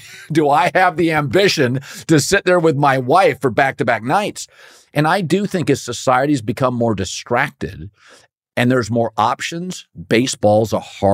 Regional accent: Pacific Northwest, United States; because I grew up in the Pacific Northwest, where, as you know, and there's a lot of soccer.

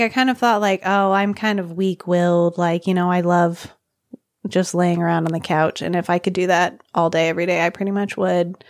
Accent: Arkansas, United States; moved away as an adult; now in Nepal; I'm from Arkansas.

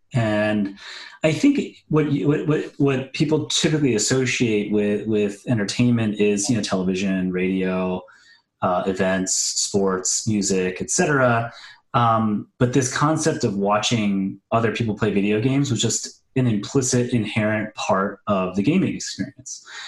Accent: New Orleans, Louisiana, United States; also born or lived in Kenner; I grew up in New Orleans, born and raised

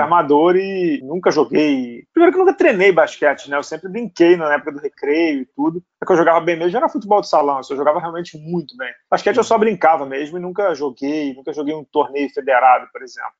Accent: Rio de Janeiro, Brazil; Eu sou carioca, tijucano

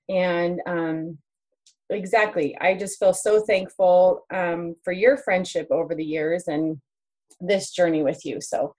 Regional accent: New York, United States; now in Greeley, United States; I'm from New York and came out to UNC where I met you, Sarah, and just started the journey, and then later met my husband. We have four kids and live in Greeley, Colorado, and just love it

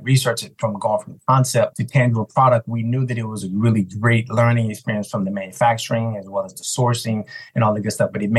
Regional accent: Houston, Texas, United States; moved away as an adult; also born or lived in New York; Originally, I'm from Houston, Texas

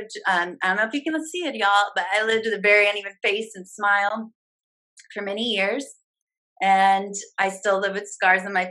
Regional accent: St. Louis, Missouri, United States; moved away as an adult; also born or lived in Chicago, Illinois; I'm from St. Louis, Missouri, moved to Chicago

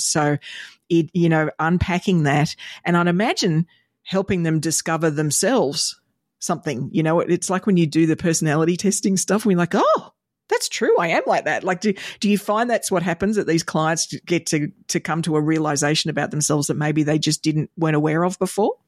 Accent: Australia; as an Aussie kid

